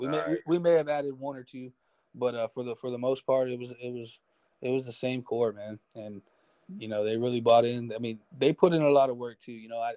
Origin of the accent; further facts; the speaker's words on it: San Antonio, Texas, United States; He came down because we're both from San Antonio.